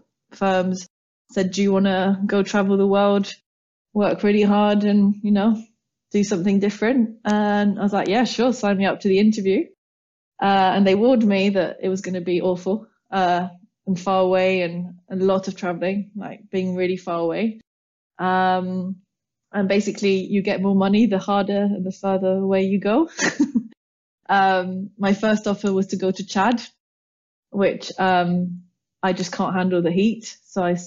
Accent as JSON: {"language": "English", "town": "Paris", "region": "Île-de-France", "country": "France", "tie": "born or raised there", "moved": "as an adult", "lives_now": "London, United Kingdom", "said": "brought up and born and raised in Paris by English parents, so a lovely mix of both. And I came over to London for university"}